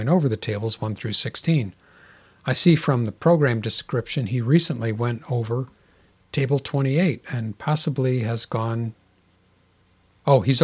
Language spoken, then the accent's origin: English; Kansas City, Missouri, United States; Kansas City, my hometown. I was born in Kansas City